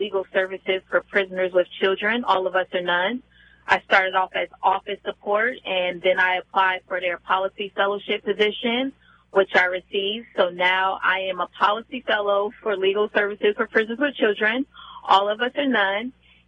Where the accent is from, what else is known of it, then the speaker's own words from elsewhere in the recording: New Jersey, United States; moved away as an adult; also born or lived in New York City; I was born and raised in New Jersey.